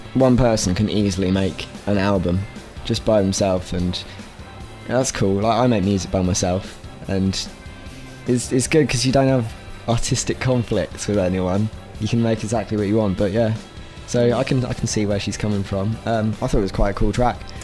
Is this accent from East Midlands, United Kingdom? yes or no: no; Reading, South East England, United Kingdom; I'm from Reading.